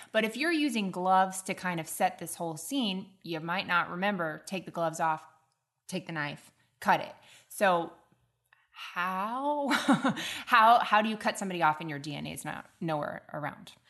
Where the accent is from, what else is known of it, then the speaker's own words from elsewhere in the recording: the South, United States; accent: southern; my southern accent's not coming out too much